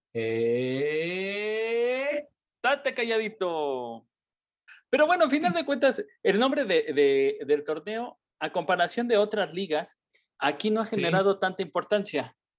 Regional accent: Mexico; como mexicano

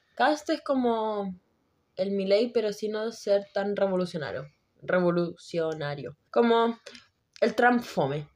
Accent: Puerto Montt, Los Lagos, Chile; moved away; como la ciudad en la que no sé si vivo, ah, pero de donde soy oriunda

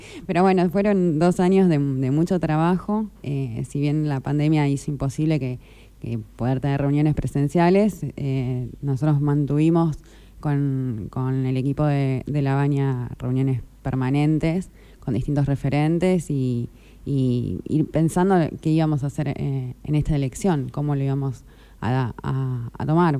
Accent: Juan N. Fernández, Buenos Aires Province, Argentina; also born or lived in Tandil; soy de de Fernández, tengo 28

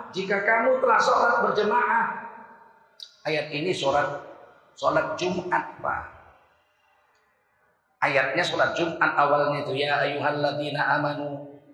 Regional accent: Sumatra, Indonesia; Kita orang Sumatera, orang Kalimantan terjadi krisis moneter 98 malah tambah kaya kita.

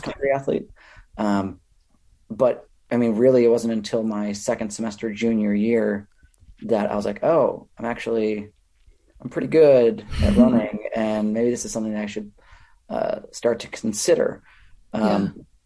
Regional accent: Minnesota, United States; moved away as an adult; also born or lived in California; I grew up in Minnesota

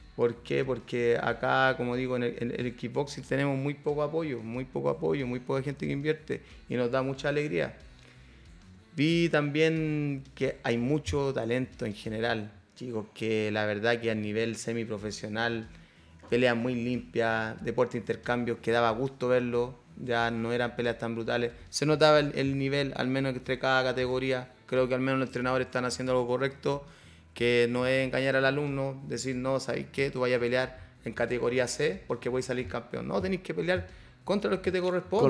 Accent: Chile; acá en Chile que fuera en mi país

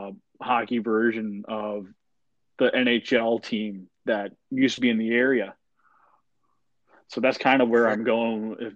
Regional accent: Springfield, Massachusetts, United States; moved away; I'm originally from Springfield, Mass

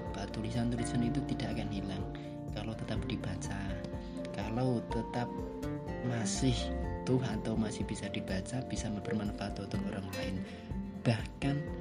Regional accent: Purwodadi, Central Java, Indonesia; Saya dari Purwodadi

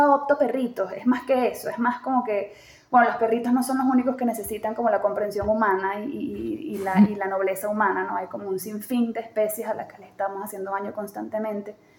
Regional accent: Venezuela; moved away as an adult; also born or lived in Chile / Caracas, Venezuela; now in Mexico; una venezolana que viene de un país en donde esas cosas no se hablan

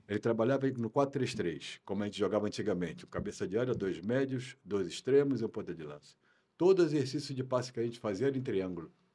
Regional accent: Brazil; moved away as an adult; also born or lived in Portugal / France; Sou brasileiro, com muito orgulho

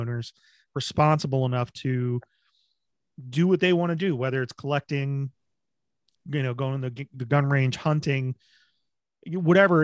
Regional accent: New Jersey, United States; moved away; I grew up in Jersey

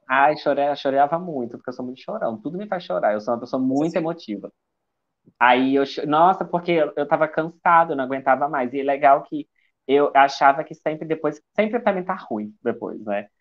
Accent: Juiz de Fora, Minas Gerais, Brazil; accent: mineiro; Sou de Minas Gerais, a cidade de Juiz de Fora

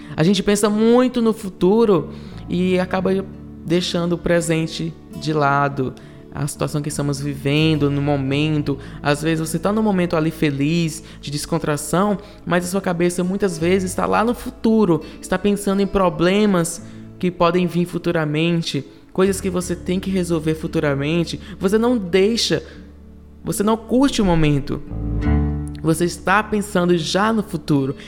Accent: Ceará, Brazil; moved away as an adult; now in São Paulo, Brazil; eu vim do Ceará, eu sou do Ceará, estou em São Paulo há 4 anos e 4 meses

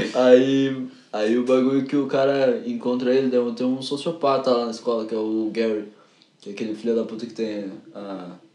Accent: São Paulo, Brazil; eu sou de São Miguel

